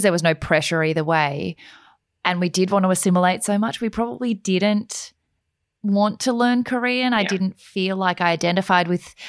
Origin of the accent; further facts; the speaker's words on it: Australia; I'm not one of those Asians. I'm like a different, I'm like an Australian Asian.